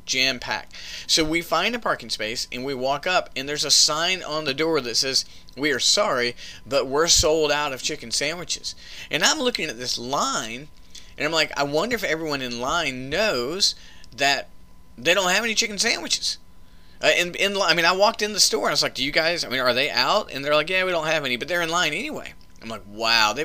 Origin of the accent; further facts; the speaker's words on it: the South, United States; I grew up in the South eating Bojangles